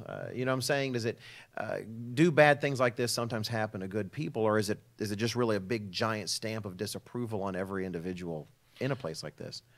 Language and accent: English; Dallas, Texas, United States; moved away as an adult; growing up in Texas, living in the Dallas area